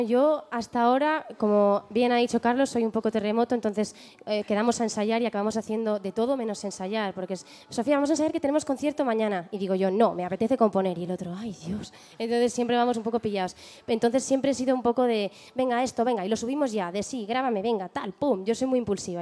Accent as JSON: {"language": "Spanish", "country": "Spain", "tie": "born or raised there", "also_born_or_lived": "London, United Kingdom", "said": "con cuatro años me vine a España"}